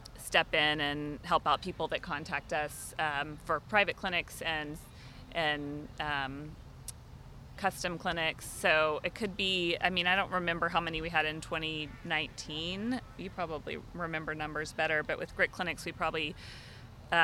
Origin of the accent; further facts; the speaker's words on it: Austin, Texas, United States; my hometown, Austin, Texas